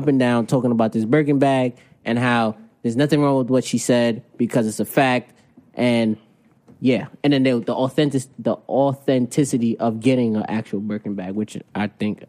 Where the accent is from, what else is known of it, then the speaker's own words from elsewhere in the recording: New York, United States; accent: New York; that's my New York accent.